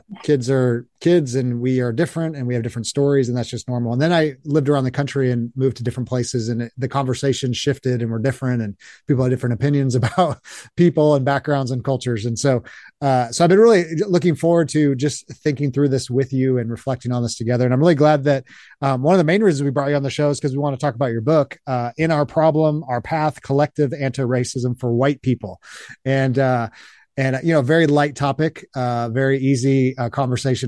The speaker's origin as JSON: {"language": "English", "town": "Long Beach", "region": "California", "country": "United States", "tie": "born or raised there", "also_born_or_lived": "Los Angeles"}